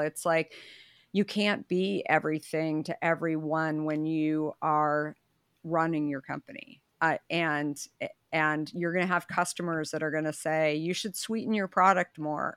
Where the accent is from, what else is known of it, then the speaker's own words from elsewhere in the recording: Arizona, United States; I grew up in Arizona